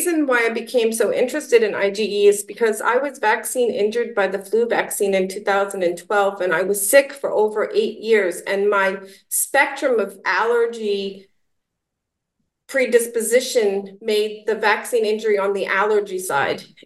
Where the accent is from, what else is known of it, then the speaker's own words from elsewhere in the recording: New York City, New York, United States; I was born and raised in New York City